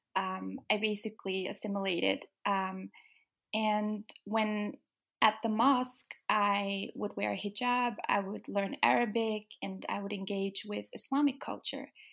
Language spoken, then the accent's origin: English; Denmark; moved away as an adult; now in England, United Kingdom; I was born and raised in Denmark, so I've lived there my whole life.